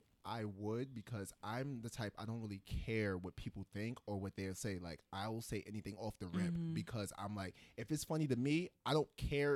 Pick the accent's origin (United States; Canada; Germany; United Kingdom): United States; the South; moved away; also born or lived in New York; I also kind of grew up in the South